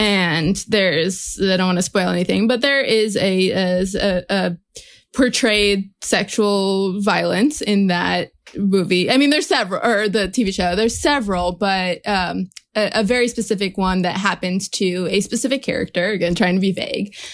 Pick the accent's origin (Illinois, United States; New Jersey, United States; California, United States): New Jersey, United States; Growing up in New Jersey